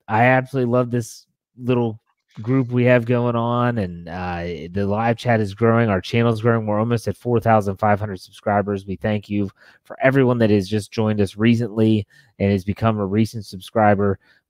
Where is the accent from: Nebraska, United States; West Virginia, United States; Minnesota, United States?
West Virginia, United States; Wheeling; now in Western Maryland, United States; my hometown, Wheeling, West Virginia